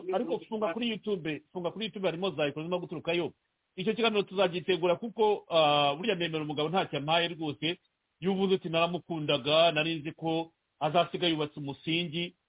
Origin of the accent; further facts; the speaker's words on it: Rwanda; moved away; turi abanyarwanda twavukiye mu rwanda twakuriye mu rwanda